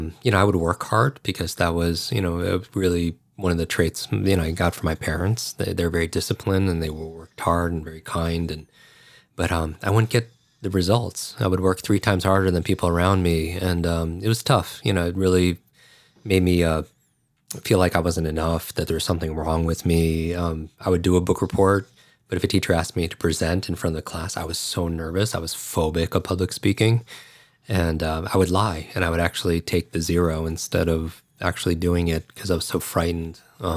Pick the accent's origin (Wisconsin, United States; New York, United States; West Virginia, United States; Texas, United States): New York, United States; Westchester; I grew up outside of New York City in Westchester, New York, and we were a block away from a firehouse.